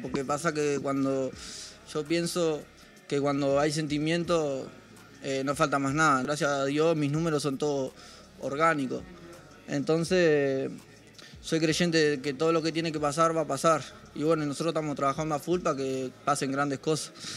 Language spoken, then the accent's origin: Spanish; Ciudad de la Costa, Canelones, Uruguay; los que hacemos música allá en Uruguay somos todos de Ciudad de la Costa